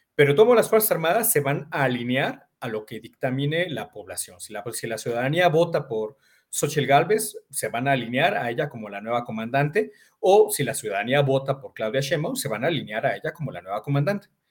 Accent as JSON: {"language": "Spanish", "country": "Mexico", "said": "somos vecinos de Estados Unidos"}